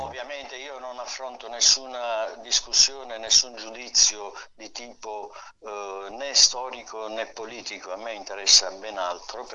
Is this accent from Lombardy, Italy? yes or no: no; Taranto, Apulia, Italy; now in Milan, Italy; sono nato a Taranto.